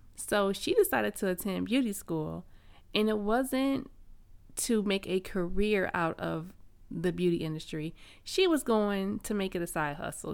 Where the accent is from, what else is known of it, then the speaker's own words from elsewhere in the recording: Flint, Michigan, United States; I grew up in Flint, Michigan, which is a small town known as the Vehicle City.